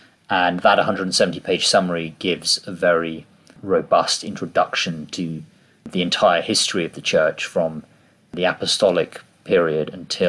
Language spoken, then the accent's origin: English; England, United Kingdom; As English Catholics